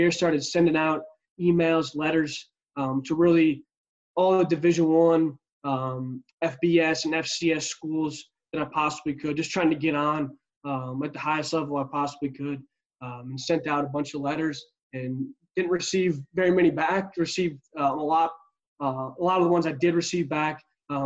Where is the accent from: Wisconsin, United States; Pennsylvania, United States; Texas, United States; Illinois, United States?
Wisconsin, United States; near Madison; I'm originally from Wisconsin, so right by Madison, Wisconsin, our capital, just about 15 minutes south of there, and grew up playing football